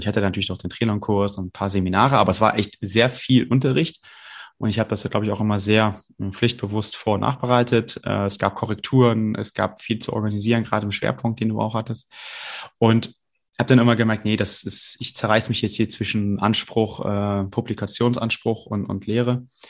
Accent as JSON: {"language": "German", "town": "Brühl", "region": "North Rhine-Westphalia", "country": "Germany", "said": "ich komme aus Brühl, muss ich dazu sagen, das ist ja gar nicht so weit weg äh, von Köln"}